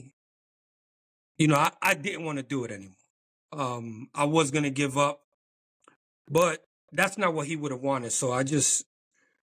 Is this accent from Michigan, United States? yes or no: no; New York City, New York, United States; moved away as an adult; now in Pennsylvania, United States; I'm originally from New York, born and raised in Harlem